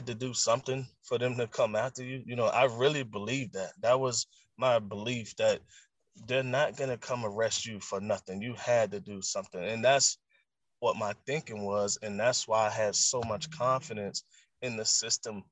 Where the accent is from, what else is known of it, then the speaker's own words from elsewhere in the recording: the South, United States; I'm from the South